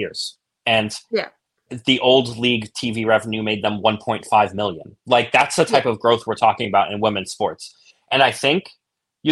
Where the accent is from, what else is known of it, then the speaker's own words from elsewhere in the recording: New York City, New York, United States; I'm from Brooklyn. I grew up in Brooklyn